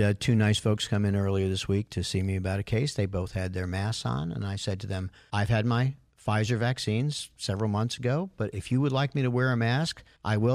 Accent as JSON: {"language": "English", "region": "New York", "country": "United States", "tie": "born or raised there", "moved": "yes", "said": "when I grew up in New York, we used to go to Yankee games"}